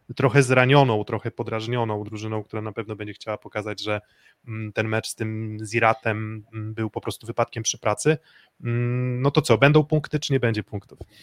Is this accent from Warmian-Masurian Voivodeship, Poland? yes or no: yes; Olsztyn, Warmian-Masurian Voivodeship, Poland; ja jestem z Olsztyna